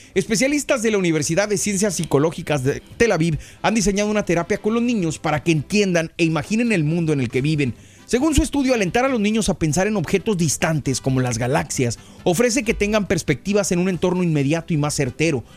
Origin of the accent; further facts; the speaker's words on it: Mexico; now in United States; yo me crié en México